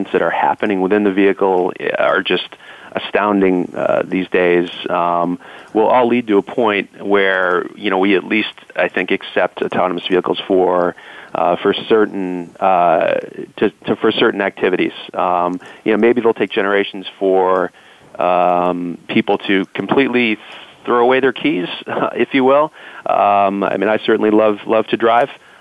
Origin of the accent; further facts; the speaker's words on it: Boston, Massachusetts, United States; also born or lived in Silicon Valley; I'm from Boston